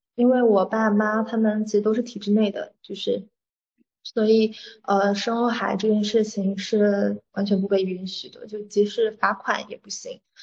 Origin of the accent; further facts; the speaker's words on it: Fujian, China; 我是闽南人